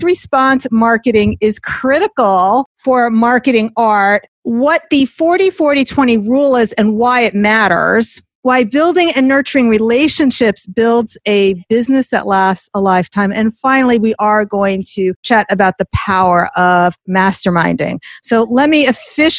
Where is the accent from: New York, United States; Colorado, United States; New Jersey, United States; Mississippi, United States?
New Jersey, United States; Teaneck; I'm from Teaneck, so that's like the top of the turnpike